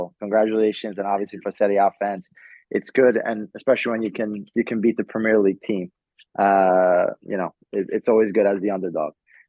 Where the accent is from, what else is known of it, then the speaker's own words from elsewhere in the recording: New York City, New York, United States; I was born here, I was raised in the United States.